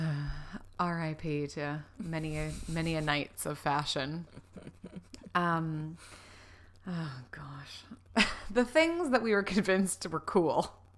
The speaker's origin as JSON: {"language": "English", "region": "Florida", "country": "United States", "tie": "born or raised there", "said": "growing up in Florida"}